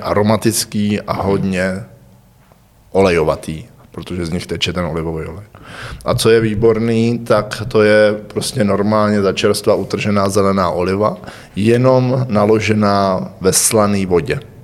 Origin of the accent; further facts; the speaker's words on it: Hradec Králové, Hradec Králové Region, Czechia; also born or lived in Prague / Brno; jsem rodilý Hradečák